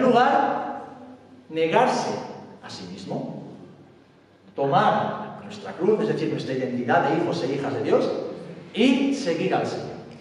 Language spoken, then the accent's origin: Spanish; Spain; vengo de España